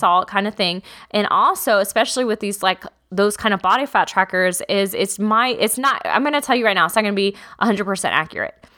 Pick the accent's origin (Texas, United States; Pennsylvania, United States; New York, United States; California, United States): Texas, United States; I'm from Texas.